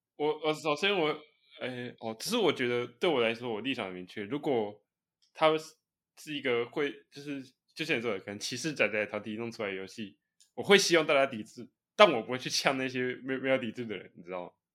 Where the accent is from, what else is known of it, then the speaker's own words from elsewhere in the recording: Taiwan; 我们台湾人